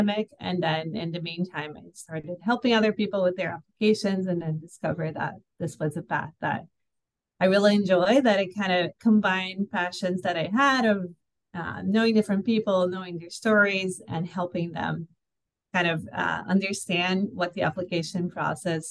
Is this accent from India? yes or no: no; Brazil; also born or lived in Rio de Janeiro; I'm from Brazil.